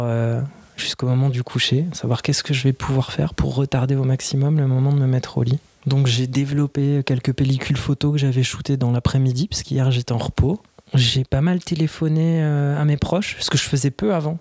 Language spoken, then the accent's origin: French; Paris, Île-de-France, France; je suis parisien